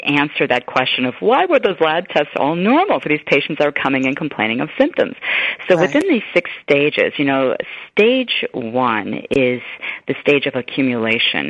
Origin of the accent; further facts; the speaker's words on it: Chicago, Illinois, United States; also born or lived in East Africa; I grew up in Chicago